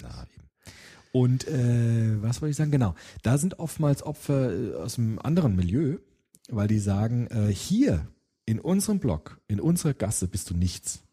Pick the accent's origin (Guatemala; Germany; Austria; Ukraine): Germany; Frankfurt, Hesse; Ich bin ja auch in Rödelheim aufgewachsen